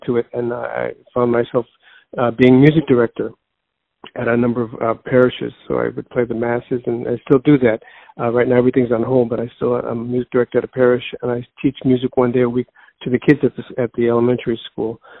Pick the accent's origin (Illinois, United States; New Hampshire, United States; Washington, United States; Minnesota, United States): Illinois, United States; Chicago; born and raised in Chicago